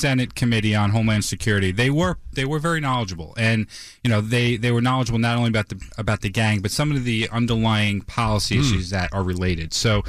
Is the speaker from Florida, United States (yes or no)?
no; West Islip, New York, United States; also born or lived in Babylon, New York; I grew up in West Islip.